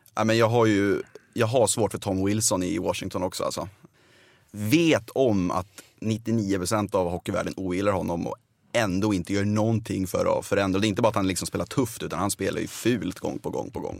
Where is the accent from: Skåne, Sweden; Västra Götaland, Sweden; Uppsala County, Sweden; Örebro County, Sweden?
Uppsala County, Sweden; outside Uppsala; jag är uppväxt utanför Uppsala